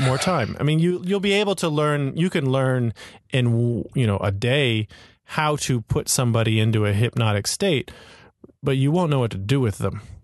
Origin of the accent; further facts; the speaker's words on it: Florida, United States; now in Hong Kong; I grew up in Florida.